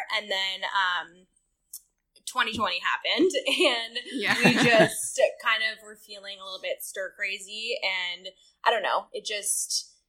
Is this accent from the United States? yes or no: yes; San Francisco, California, United States; moved away as an adult; also born or lived in Dallas, Texas; now in Nashville, United States; I'm from San Francisco. So I was in Texas for school.